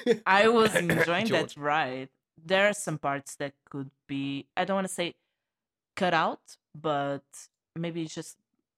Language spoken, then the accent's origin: English; Portugal; from Portugal.